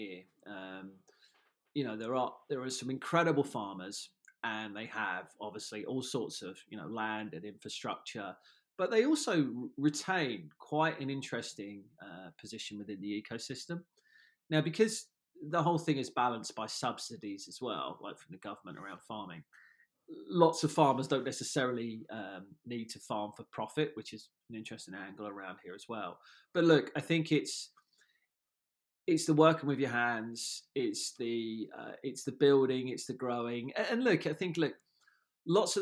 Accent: Surrey, South East England, United Kingdom; I grew up down in Surrey

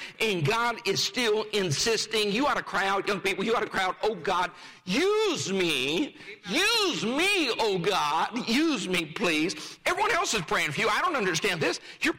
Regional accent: Rifle, Colorado, United States; I grew up in Rifle, Colorado, a town of 1,500 at the time. We lived two blocks from the main street, the main square

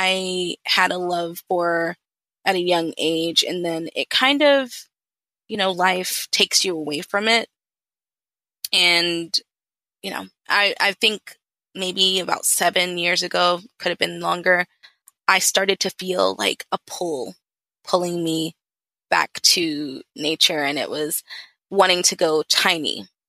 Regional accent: Atlanta, Georgia, United States; also born or lived in London, England; I'm originally from London, half Nigerian, half Ghanaian, born in England, raised in Atlanta

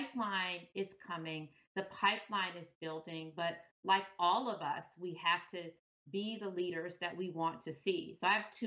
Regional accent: Detroit, Michigan, United States; moved away as an adult; growing up in Detroit, there just weren't models of people who looked like me

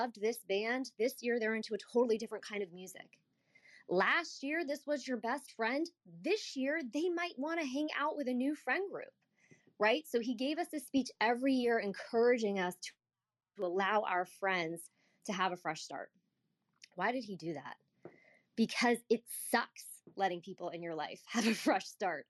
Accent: United States; I grew up outside the Washington, D.C. area

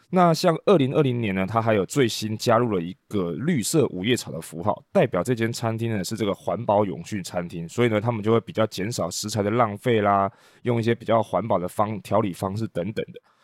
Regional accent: Taiwan; 我们台湾人习惯台湾话讲秋楼

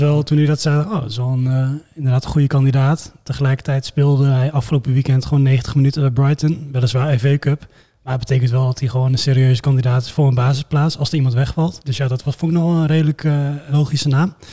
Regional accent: eastern Netherlands, Netherlands; Ik kom ook uit het Oosten

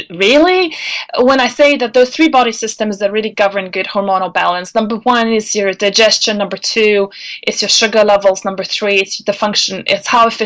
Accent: Denmark; English is a second language; You know, when I was growing up in Denmark, it was uh, an old lady's name.

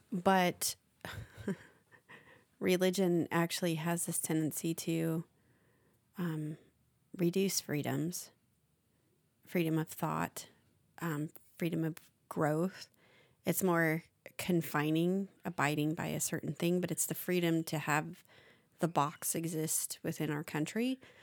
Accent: United States; as an American

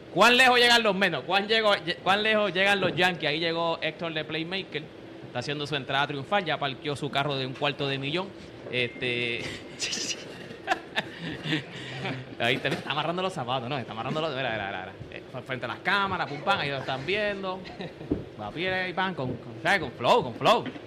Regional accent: Puerto Rico; cómo somos nosotros los puertorriqueños, cómo somos nosotros los boricos

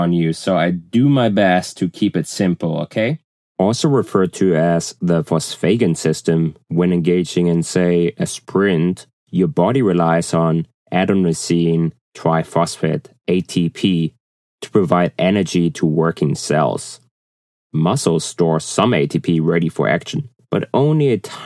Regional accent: Germany; accent: German; English is a second language; moved away; As you can probably tell from my accent, I'm originally from Germany

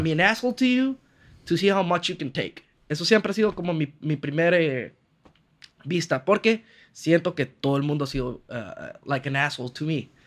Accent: Honduras; moved away as an adult; also born or lived in Barcelona, Spain; vengo de Honduras donde me muevo a todos lados en carro

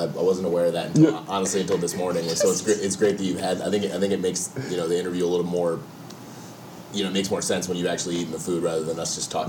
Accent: Maryland, United States; I'm from Maryland. I've been here in the city since I was about 19, about to turn 20 years old.

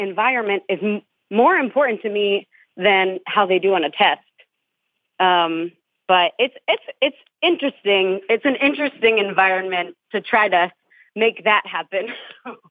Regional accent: New Jersey, United States; I'm from North Jersey

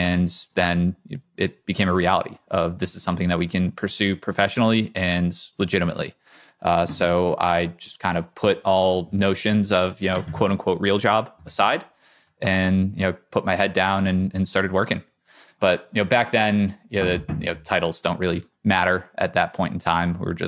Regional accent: Connecticut, United States; now in Boston, United States; So I grew up in Connecticut.

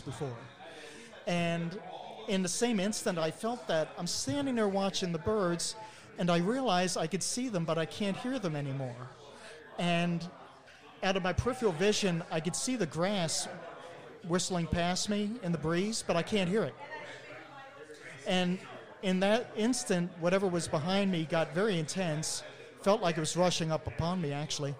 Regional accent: Maryland, United States; growing up in Maryland back in the 60s and 70s and 80s

